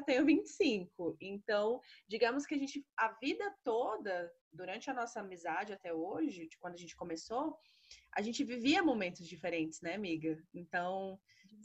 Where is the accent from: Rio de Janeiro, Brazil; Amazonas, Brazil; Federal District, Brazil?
Federal District, Brazil; Brasília; Sou aqui de Brasília.